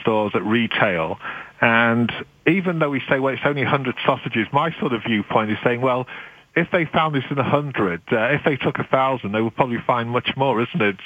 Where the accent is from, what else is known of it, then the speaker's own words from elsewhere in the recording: United Kingdom; now in Canada; being British